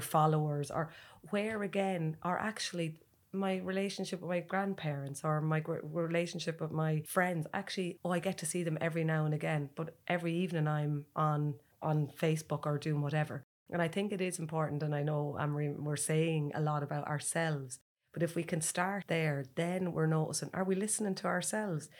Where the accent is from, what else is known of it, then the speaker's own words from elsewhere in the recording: Ireland; as Irish people